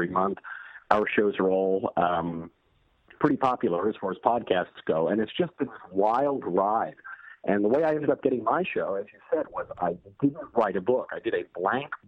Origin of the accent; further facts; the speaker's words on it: Bedford Hills, New York, United States; I grew up in Bedford Hills